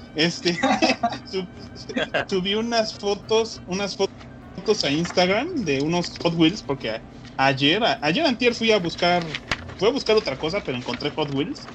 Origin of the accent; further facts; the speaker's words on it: Mexico; moved away; estos son de mi tierra, güey. Bueno, no tan de mi tierra